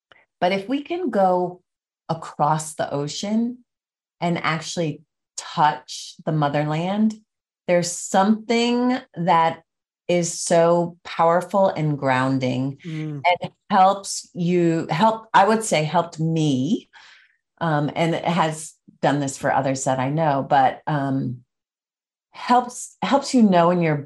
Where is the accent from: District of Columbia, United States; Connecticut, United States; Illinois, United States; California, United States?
Connecticut, United States; the small town that I grew up in Connecticut